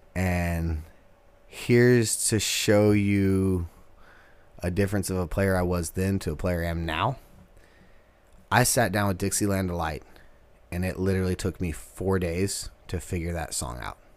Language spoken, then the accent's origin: English; Texas, United States; moved away as an adult; now in Nashville, United States; We're from Texas